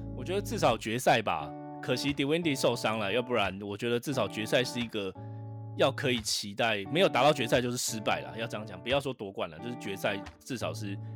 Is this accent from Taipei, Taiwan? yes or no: no; Changhua County, Taiwan; now in San Francisco, United States; 我是彰化人